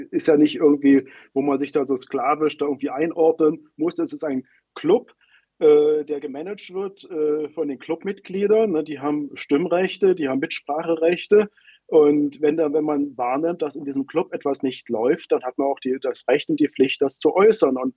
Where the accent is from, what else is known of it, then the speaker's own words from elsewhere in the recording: Berlin, Germany; now in Hungary; Allein in meiner Heimatstadt Berlin letztes Jahr